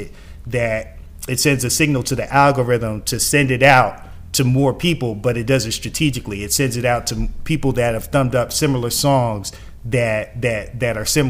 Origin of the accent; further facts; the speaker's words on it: Atlanta, Georgia, United States; I'm from East Atlanta.